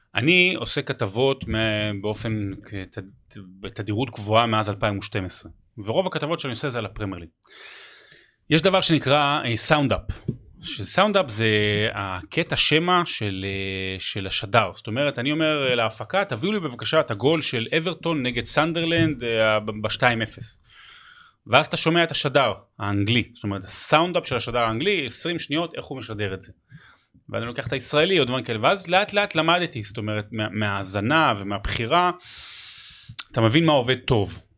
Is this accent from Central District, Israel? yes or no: yes; Rehovot, Central District, Israel; זה הבית, אני גדלתי שם